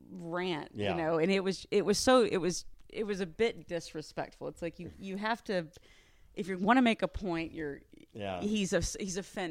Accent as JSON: {"language": "English", "region": "Texas", "country": "United States", "tie": "born or raised there", "said": "because I grew up in Texas."}